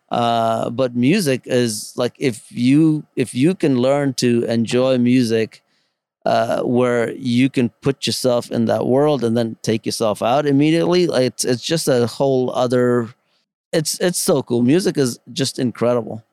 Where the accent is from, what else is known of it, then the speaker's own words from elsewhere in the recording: New York City, New York, United States; also born or lived in India; back in the Bronx where I grew up.